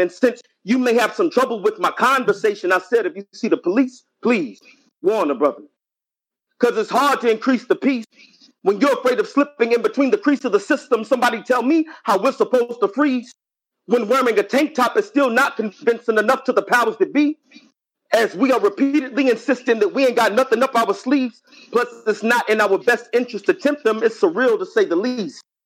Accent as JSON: {"language": "English", "town": "Lexington", "region": "Kentucky", "country": "United States", "moved": "yes", "lives_now": "North Carolina, United States", "said": "I'm from Kentucky, Lexington, Kentucky, 859"}